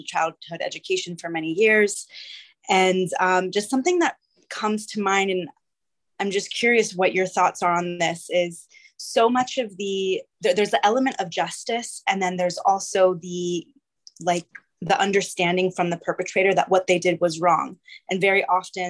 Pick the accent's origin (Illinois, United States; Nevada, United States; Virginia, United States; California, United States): California, United States; now in El Salvador; I'm from California, but I'm currently based in El Salvador.